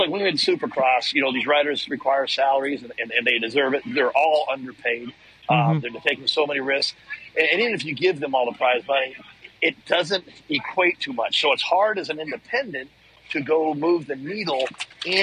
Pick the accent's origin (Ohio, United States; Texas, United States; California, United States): Texas, United States; Got to the local pro level growing up in Texas